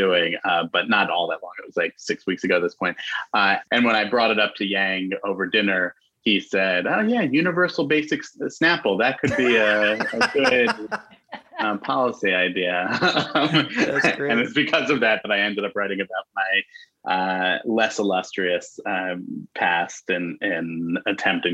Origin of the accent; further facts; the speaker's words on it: New York City, New York, United States; also born or lived in Chicago; I grew up in New York City in Manhattan